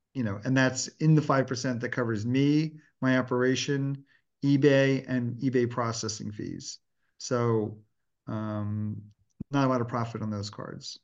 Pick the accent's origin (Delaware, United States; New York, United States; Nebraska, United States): Delaware, United States; I grew up in Delaware, which was a great location